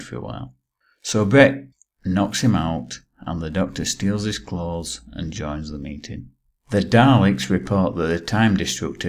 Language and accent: English; England, United Kingdom; I'm English